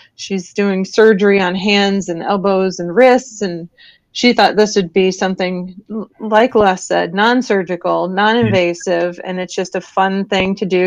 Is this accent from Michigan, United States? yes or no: no; northern Illinois, United States; now in Florida, United States; I grew up in Illinois.